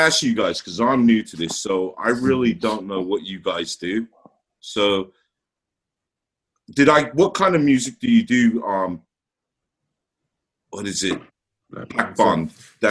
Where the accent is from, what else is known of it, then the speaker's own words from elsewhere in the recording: Smethwick, West Midlands, United Kingdom; also born or lived in Hamstead, Great Barr; I grew up in Smethwick